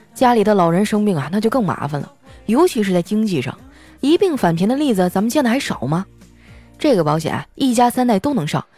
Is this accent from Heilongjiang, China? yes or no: yes; Harbin, Heilongjiang, China; now in Shanghai, China; 我就特别想念我的家乡。不瞒你们说呀，哈尔滨呢，在十月中下旬啊，就已经开始供暖了